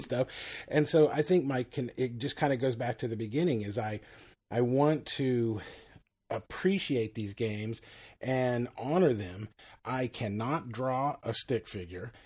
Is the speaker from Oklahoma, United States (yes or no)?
no; Texas, United States; I'm a Texan